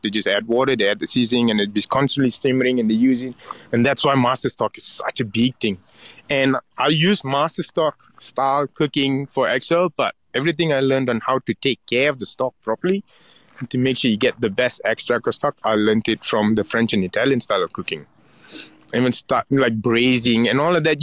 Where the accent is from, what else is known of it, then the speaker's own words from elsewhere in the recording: Ipoh, Perak, Malaysia; moved away; my hometown in Ipoh